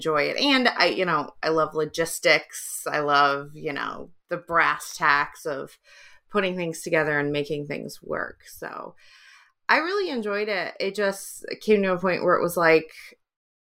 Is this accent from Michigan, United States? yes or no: yes; just outside of Detroit, Michigan, United States; also born or lived in England; now in San Diego, United States; I grew up just outside of Detroit